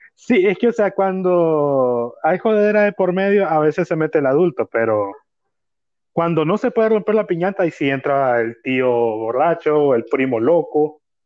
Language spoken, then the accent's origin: Spanish; Managua, Nicaragua; yo soy de Managua, Nicaragua